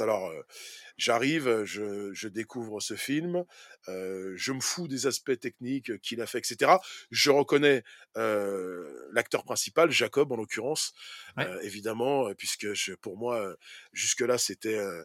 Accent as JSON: {"language": "French", "country": "France", "said": "Pour nous, en tant que Français"}